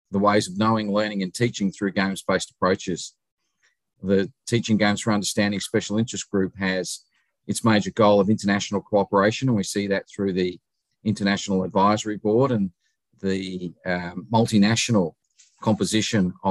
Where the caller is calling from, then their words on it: Adelaide, South Australia, Australia; I'm speaking today from Adelaide, South Australia. It's about 9.35 in the evening here in South Australia.